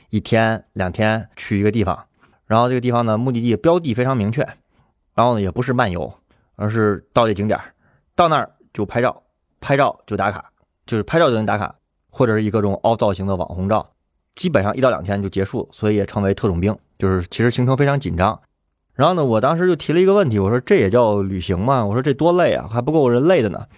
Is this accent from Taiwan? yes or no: no; Tianjin, China; moved away; 如果问我说天津哪儿好玩，你知道我回答这个问题我会想半天。我不是说我的家乡没有好玩的地方